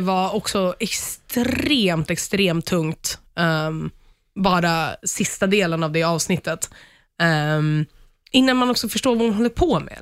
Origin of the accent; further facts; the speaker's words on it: Sweden; som svensk